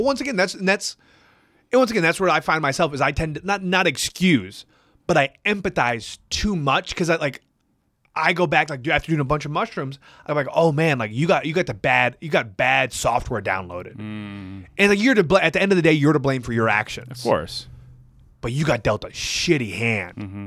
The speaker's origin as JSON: {"language": "English", "region": "Wisconsin", "country": "United States", "said": "I'm from Midwest boy from Wisconsin"}